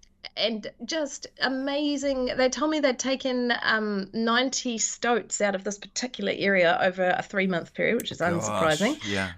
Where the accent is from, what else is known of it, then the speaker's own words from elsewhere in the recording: Invercargill, Southland, New Zealand; I hail from down there. So I was born in Invercargill, and my grandparents lived in the Catlins for many, many, many, many years. And so I had a joyous childhood, hanging out in the bush down there.